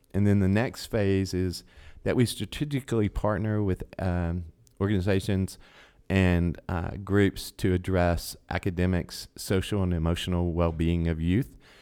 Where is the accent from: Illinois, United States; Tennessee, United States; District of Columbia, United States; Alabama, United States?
Tennessee, United States; Chattanooga; moved away as an adult; also born or lived in Dayton; I've been born and raised in Chattanooga